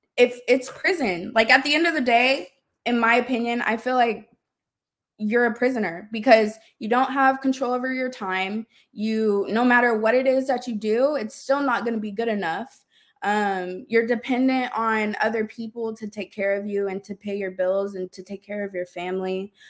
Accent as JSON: {"language": "English", "town": "Austin", "region": "Texas", "country": "United States", "also_born_or_lived": "Dallas-Fort Worth, Texas", "moved": "as an adult", "said": "I'm originally from Austin, but I moved to the D F W area for college"}